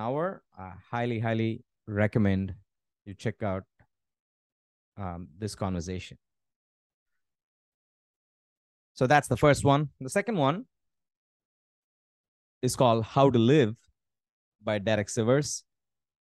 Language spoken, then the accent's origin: English; India; I'm Indian